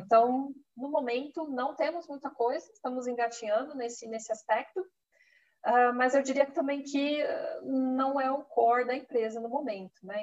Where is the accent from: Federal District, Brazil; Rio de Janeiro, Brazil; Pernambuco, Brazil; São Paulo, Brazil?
São Paulo, Brazil; Campinas; moved away as an adult; now in Germany; sou de Campinas